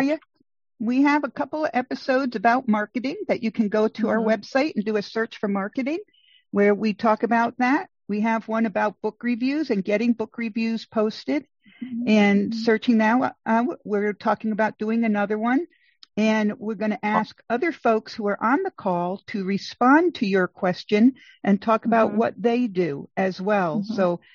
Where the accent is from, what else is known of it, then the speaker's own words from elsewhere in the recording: Rhode Island, United States; I grew up in Rhode Island